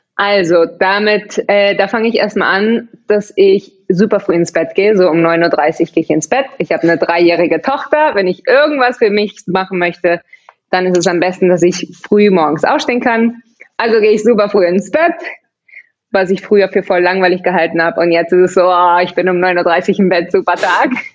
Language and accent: German; Barcelona, Catalonia, Spain; first language German; also born or lived in Vienna, Austria; Also ich habe zwei deutsche Eltern, bin aber, als ich zwei Wochen alt war, mit ihnen nach Barcelona gezogen. Also ich bin da aufgewachsen und war aber dann in der deutschen Schule und Deutsch ist eigentlich meine Muttersprache